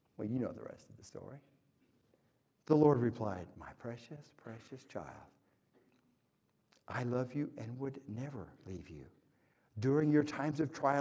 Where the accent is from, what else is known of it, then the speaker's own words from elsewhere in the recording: Oklahoma, United States; moved away; I grew up in Oklahoma, by the way. All my family is still in Oklahoma. That's why I talk like this